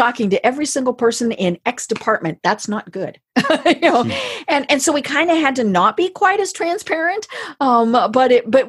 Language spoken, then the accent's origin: English; Colorado, United States; I'm from Colorado